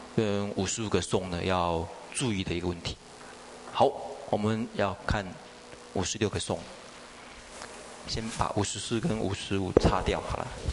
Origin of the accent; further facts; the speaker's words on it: China; 比较对我们中国人来讲比较容易懂